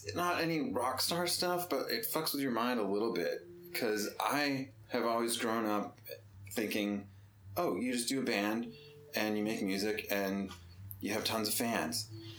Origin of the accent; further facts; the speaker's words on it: Holliston, Massachusetts, United States; Holliston. {S1} Holliston. {S2} Yeah. Little town.